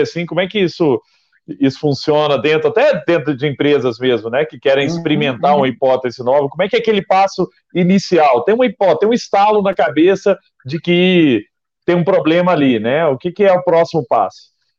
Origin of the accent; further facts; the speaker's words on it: Araguari, Minas Gerais, Brazil; also born or lived in Belo Horizonte; Araguari, que é a minha terra natal